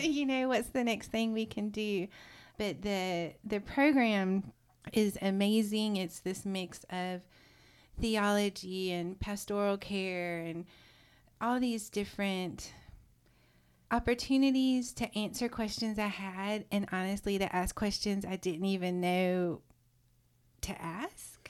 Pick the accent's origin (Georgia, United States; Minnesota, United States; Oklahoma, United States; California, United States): Georgia, United States; South; moved away as an adult; also born or lived in Richmond, Virginia; now in Nashville, United States; I grew up in South Georgia